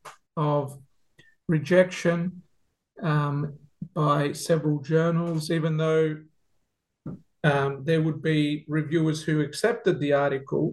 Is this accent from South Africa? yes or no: no; Melbourne, Victoria, Australia; now in Adelaide, Australia; I grew up in Melbourne. In a Greek Cypriot family, as an only child.